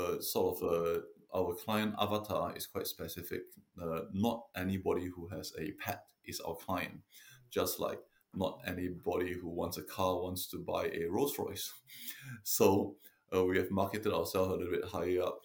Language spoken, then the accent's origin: English; Singapore; moved away as an adult; also born or lived in London, United Kingdom; now in Devon, United Kingdom; I'm originally from Singapore, and I came over to UK in 99 to study veterinary medicine in London at the RVC